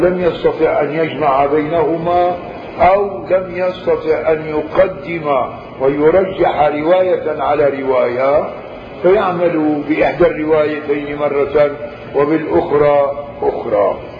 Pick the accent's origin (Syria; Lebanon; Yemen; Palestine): Syria; عندنا في الشام